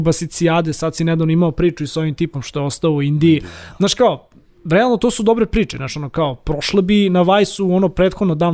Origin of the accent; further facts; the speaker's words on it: Belgrade, Serbia; ja sam inako iz Zemuna